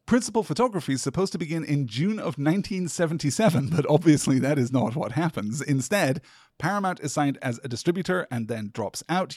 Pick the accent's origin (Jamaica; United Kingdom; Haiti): United Kingdom; as a British person who was not schooled in the Vietnam War at all